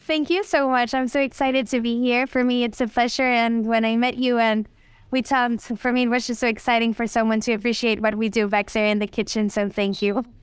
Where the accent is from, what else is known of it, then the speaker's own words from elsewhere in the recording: Mexico City, Mexico; now in Los Cabos, Mexico; I was born there in Mexico City and raised there too.